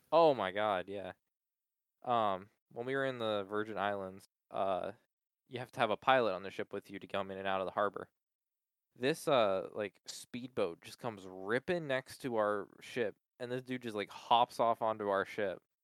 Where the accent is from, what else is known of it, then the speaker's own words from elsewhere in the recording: Palmyra, Pennsylvania, United States; also born or lived in Middletown, Pennsylvania; I just say Hershey now. Palmyra is right next to Hershey